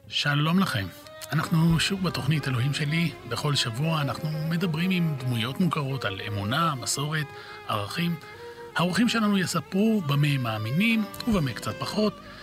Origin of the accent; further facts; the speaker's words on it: Haifa, Haifa District, Israel; שנינו גדלנו בחיפה